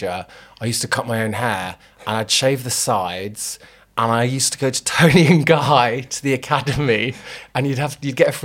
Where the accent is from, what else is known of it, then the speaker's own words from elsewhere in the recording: London, United Kingdom; also born or lived in Belgravia, London; I grew up in Brixton, and I didn't realise, like, it was... We basically grew up in quite a small flat, but it was zone one, which is great. And then we moved from there to Belgravia